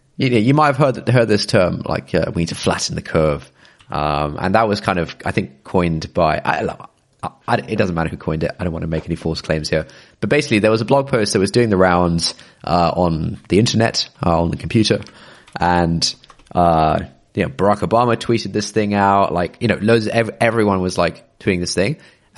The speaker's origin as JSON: {"language": "English", "country": "United Kingdom", "lives_now": "London, United Kingdom"}